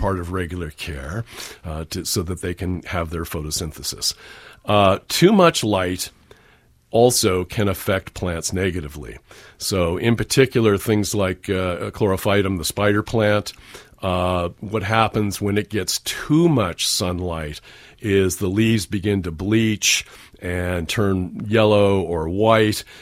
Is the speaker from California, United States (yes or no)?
yes; San Francisco Peninsula, California, United States; I grew up on the San Francisco Peninsula